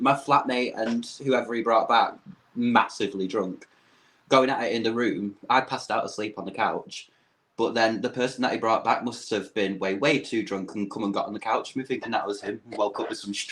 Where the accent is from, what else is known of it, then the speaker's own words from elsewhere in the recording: United Kingdom; accent: British; as a Brit